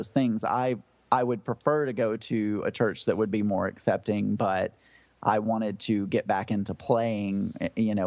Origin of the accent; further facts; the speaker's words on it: South Arkansas, United States; also born or lived in Rogers, Arkansas; I grew up in South Arkansas